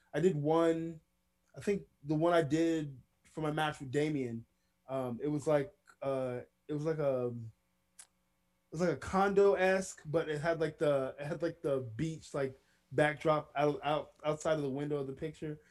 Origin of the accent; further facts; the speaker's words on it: Villa Rica, Georgia, United States; my hometown, which is Villa Rica, Georgia